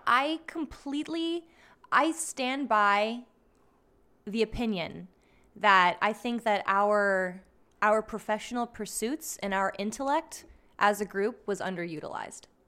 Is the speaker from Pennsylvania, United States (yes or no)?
yes; Schuylkill Haven, Pennsylvania, United States; my town